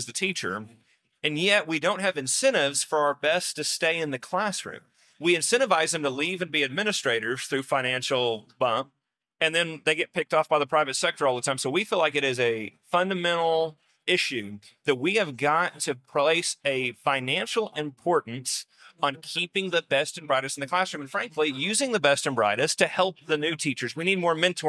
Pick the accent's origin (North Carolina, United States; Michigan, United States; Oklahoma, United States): Oklahoma, United States; southeast; I went back to my hometown, a rural town in southeast Oklahoma